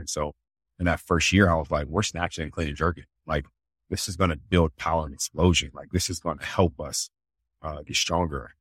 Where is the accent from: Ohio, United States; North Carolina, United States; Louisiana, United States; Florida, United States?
Ohio, United States; Columbus; moved away as an adult; also born or lived in Tennessee / Chicago; born and raised in Columbus, Ohio